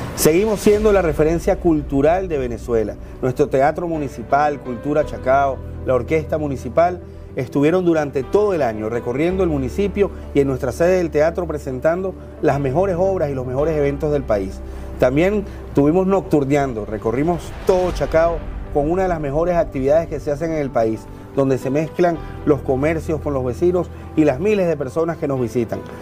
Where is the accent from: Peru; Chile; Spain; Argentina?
Argentina; Rojas, Buenos Aires Province; also born or lived in La Plata; Nací en 1911 en Rojas, pueblito de la provincia de Buenos Aires